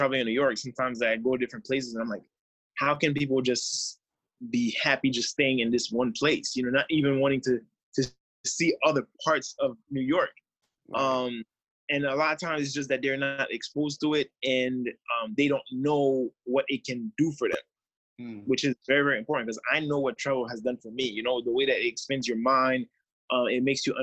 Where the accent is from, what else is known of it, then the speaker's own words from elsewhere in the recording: Haiti; being from Haiti and growing up in Haiti